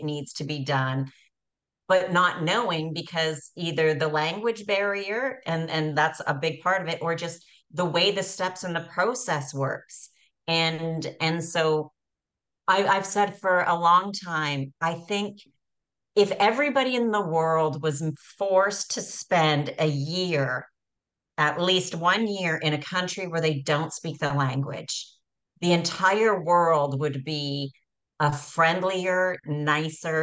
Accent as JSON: {"language": "English", "country": "Canada", "tie": "born or raised there", "also_born_or_lived": "Costa Rica / Spain / Naples, Italy", "moved": "yes", "lives_now": "Montenegro", "said": "born and raised in Canada, then I moved to Costa Rica for about 4 or 5 years"}